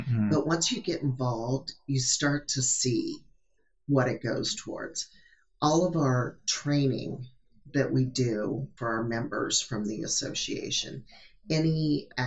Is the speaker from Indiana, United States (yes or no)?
no; Southeast Nebraska, United States; moved away as an adult; I'm originally from Southeast Nebraska, so it's good to be back home.